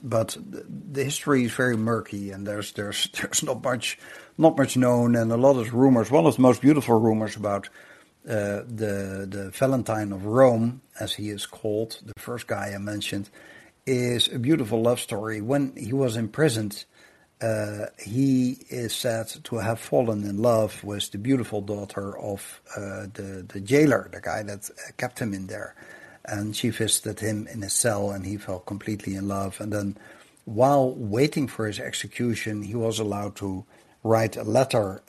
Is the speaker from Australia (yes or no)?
no; Netherlands; I grew up in the Netherlands